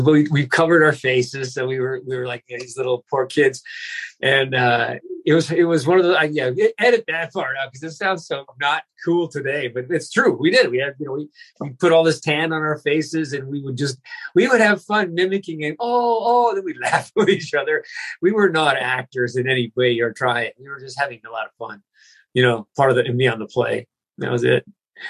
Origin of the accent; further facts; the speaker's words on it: Vancouver, British Columbia, Canada; also born or lived in Berkeley / Iowa / Houston; I grew up in Canada, Vancouver. Well, I grew up all over. We started in Berkeley, California, and then we moved to Iowa for 1 year, and then moved back, and then to Texas for a year, Houston, and then back.